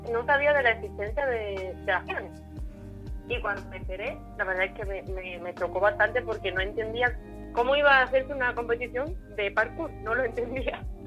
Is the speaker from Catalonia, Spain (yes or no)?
no; Andalusia, Spain; now in Málaga, Spain; yo soy de un pueblo muy chico de aquí de Málaga